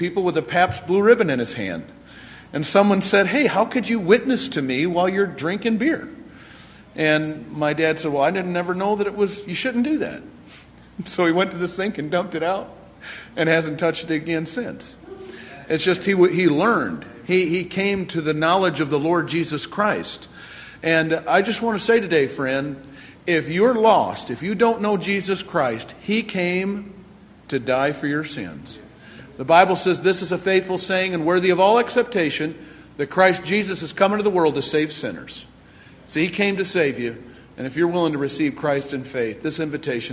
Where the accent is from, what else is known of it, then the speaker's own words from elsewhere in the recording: Eastpointe, Michigan, United States; I was born and raised in Michigan, in East Detroit.